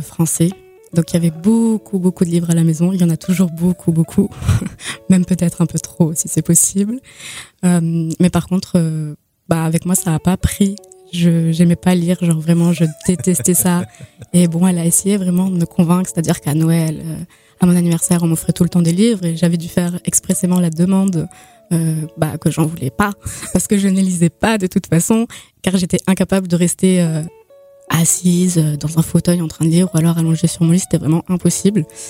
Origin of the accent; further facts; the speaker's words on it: Nancy, Grand Est, France; j'ai grandi à, Nancy, enfin à l'Axo pour être plus précise